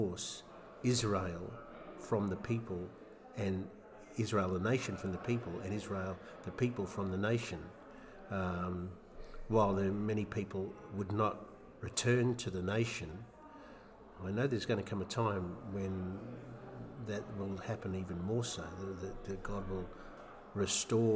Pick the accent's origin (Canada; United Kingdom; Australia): Australia; Sydney, New South Wales; now in Melbourne, Australia; I grew up in Western Sydney, and so I'm a Penrith Panthers rugby league fan